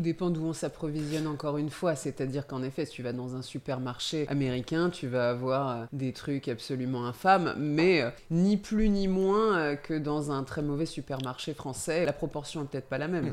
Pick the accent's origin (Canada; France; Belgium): France; Brie, Île-de-France; je viens d'Île-de-France, particulièrement de la Brie